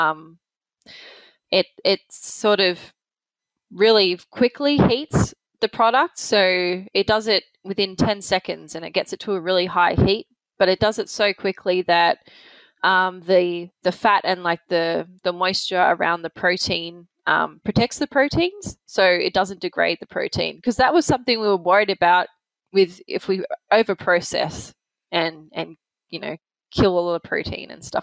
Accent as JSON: {"language": "English", "country": "Australia", "said": "I'm Australian."}